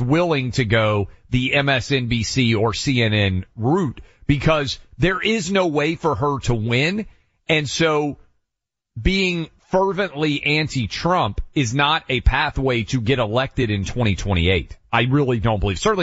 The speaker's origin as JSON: {"language": "English", "region": "Tennessee", "country": "United States", "tie": "born or raised there", "said": "my mom's hometown of Chattanooga, Tennessee, my home state"}